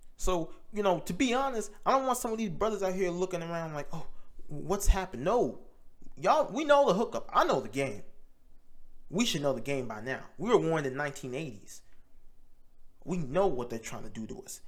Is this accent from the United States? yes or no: yes; United States; We may not claim America, but we live here.